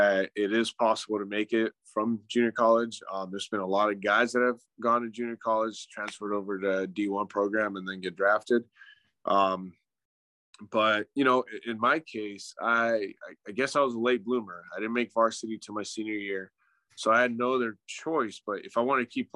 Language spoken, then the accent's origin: English; Southern California, United States; moved away as an adult; now in Arizona, United States; We're from California, but we moved out here about 11 years